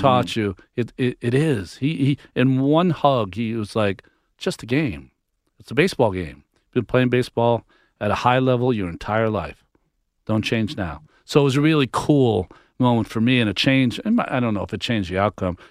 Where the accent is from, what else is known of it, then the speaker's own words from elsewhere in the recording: Massachusetts, United States; I'm from Massachusetts. Grew up a Red Sox fan.